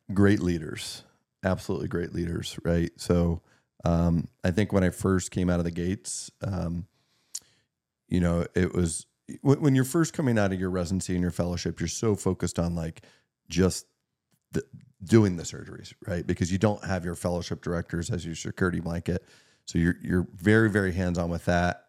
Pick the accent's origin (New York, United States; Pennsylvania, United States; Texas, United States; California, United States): Pennsylvania, United States; Meadville; Meadville, Pennsylvania, which is kind of my hometown, um, being able to take care of people that helped raise me